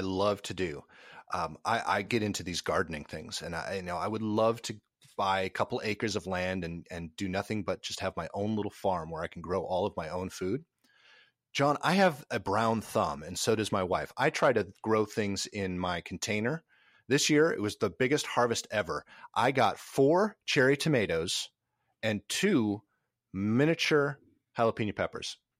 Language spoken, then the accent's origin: English; Minnesota, United States; now in Nashville, United States; Minnesota, where, where I grew up, down to Nashville, where I live